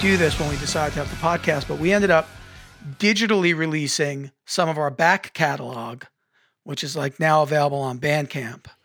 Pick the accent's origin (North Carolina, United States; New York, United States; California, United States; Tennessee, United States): New York, United States; Jimmy and I, even though we're across the country now, we all grew up in New York together.